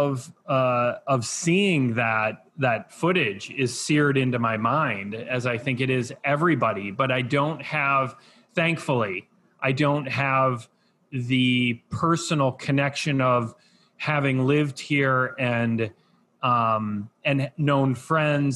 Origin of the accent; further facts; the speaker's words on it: Iowa, United States; moved away as an adult; now in New York City, United States; being born and raised in Iowa and all my family being back in Iowa